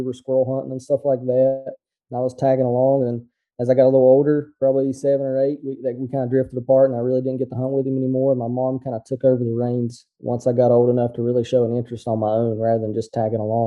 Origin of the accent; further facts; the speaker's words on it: Southern West Virginia, United States; I'm from West Virginia. I grew up in actually Southern West Virginia in one of the bow only counties